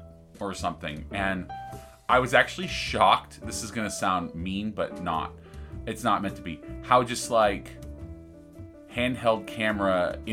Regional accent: California, United States; especially being a Californian

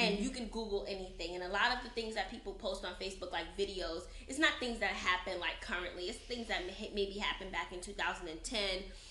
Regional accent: New York City, New York, United States; I grew up in Brooklyn, New York

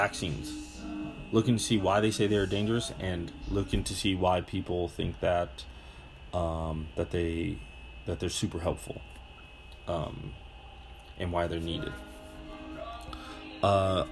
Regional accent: Butte, Montana, United States; now in Colorado, United States; I'm from Butte, Montana.

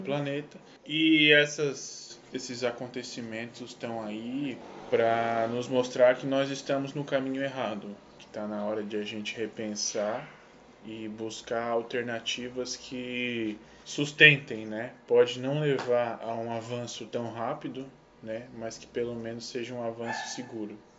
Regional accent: Santa Catarina, Brazil; a gente é de Santa Catarina

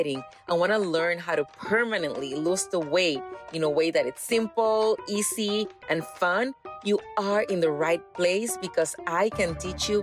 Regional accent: Puerto Rico; now in Texas, United States; I'm from Puerto Rico

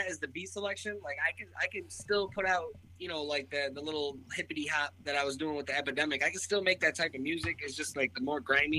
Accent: Springfield, Massachusetts, United States; Springfield. I was born in Springfield.

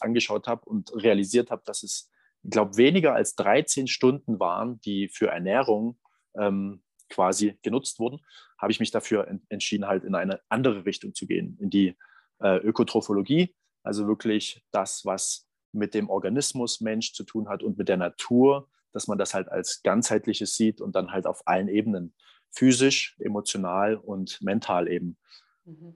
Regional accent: Berlin, Saxony, Germany; da, wo ich herkomme. Aus, aus Sachsen, aus, aus Berlin

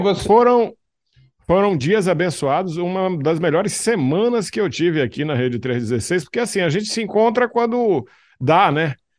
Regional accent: Belém, Pará, Brazil; now in Imperatriz, Brazil; Eu sou belenense, com essa cara de alemão lá de, de Berlim, né? Eu nasci ali em Belém do Pará.

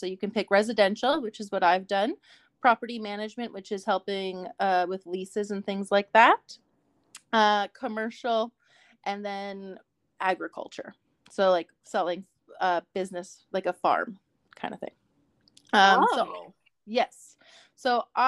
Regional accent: Canada; also born or lived in Calgary, Alberta; as a Canadian citizen

